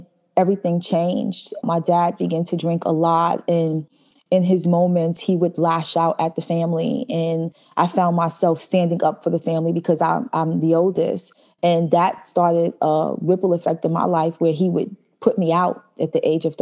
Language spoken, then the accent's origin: English; New York City, New York, United States; also born or lived in Albany, New York; I grew up in Brooklyn, New York